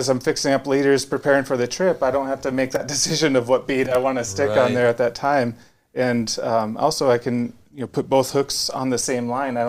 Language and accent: English; Minnesota, United States; moved away; I grew up in Minnesota